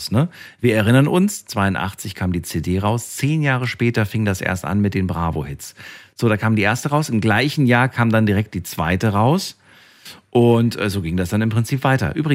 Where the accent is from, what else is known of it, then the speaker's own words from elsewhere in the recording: East Germany, Germany; born there; weil ich bin ja im Osten geboren.